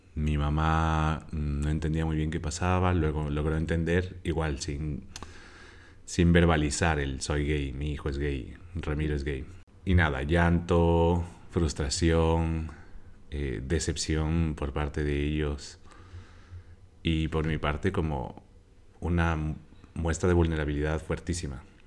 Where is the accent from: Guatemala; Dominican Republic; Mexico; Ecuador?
Ecuador; Quito, Pichincha; moved away as an adult; now in Barcelona, Spain; Quito, de donde soy, tiene sus zonas re inseguras